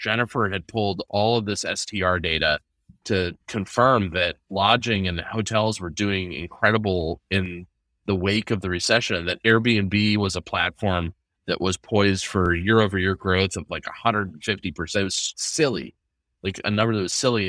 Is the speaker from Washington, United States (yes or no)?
yes; Seattle, Washington, United States; now in Nashville, United States; I grew up in Seattle in the nineties